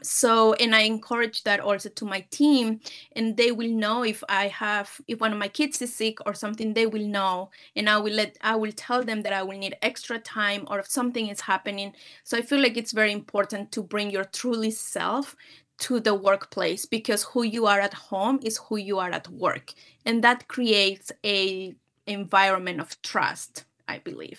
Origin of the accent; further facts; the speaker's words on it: Peru; moved away as an adult; now in United States; I'm originally from Peru. I'm born and raised, um, in Peru